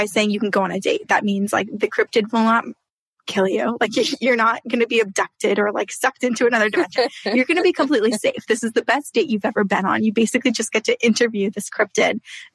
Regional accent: Vermont, United States; I grew up in Vermont

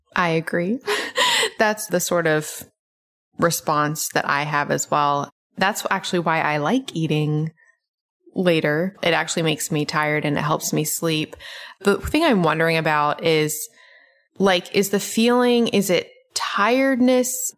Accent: Memphis, Tennessee, United States; now in Atlanta, United States; I grew up in Memphis

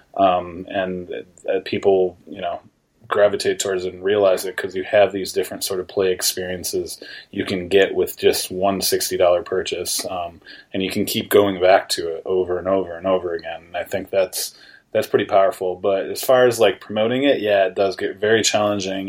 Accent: New York, United States; I'm native from New York State

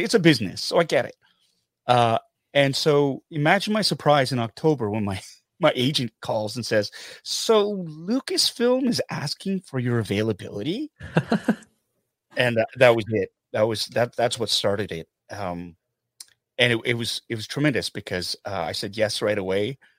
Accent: Canada; I'm Korean Canadian

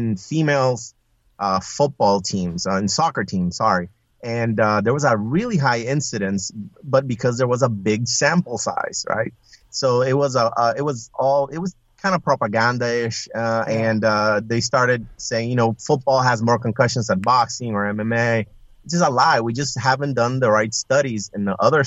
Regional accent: Puerto Rico; moved away as an adult; also born or lived in Iowa; I was originally from Puerto Rico, but I accepted a job position in Iowa, of all places.

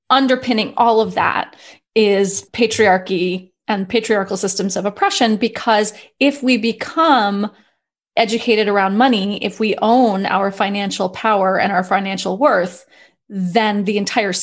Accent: New York City, New York, United States; I grew up in New York City

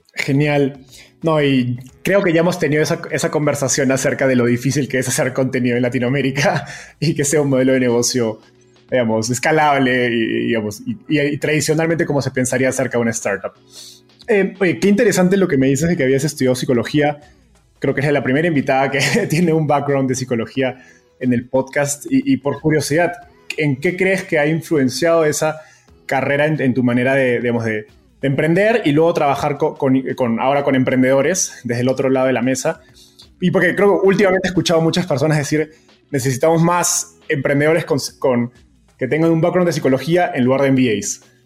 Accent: Peru; now in Mexico; siendo peruano

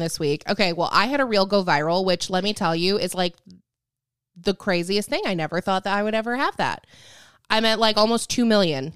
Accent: Lake Michigan, Midwest, United States; I grew up on Lake Michigan

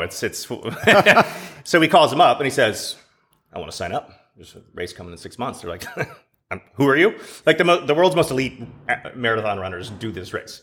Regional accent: Dallas, Texas, United States; I grew up in Dallas

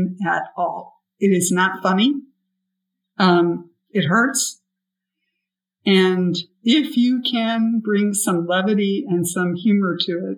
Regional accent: Buffalo, New York, United States; I grew up in Buffalo

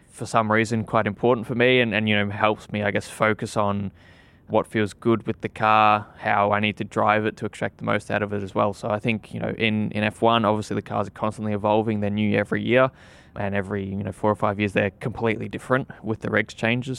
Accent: Australia; moved away; being an Aussie, I always hoped that I would, you know, at that time I was still in Australia

